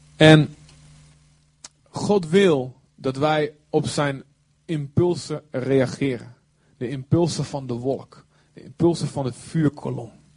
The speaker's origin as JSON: {"language": "Dutch", "country": "Netherlands", "said": "we zijn Hollanders"}